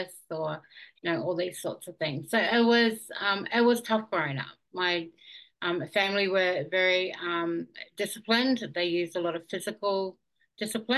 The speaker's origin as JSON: {"language": "English", "region": "Auckland", "country": "New Zealand", "tie": "born or raised there", "moved": "yes", "lives_now": "Warwick, Australia", "said": "I grew up in Auckland in New Zealand. That was where I was born."}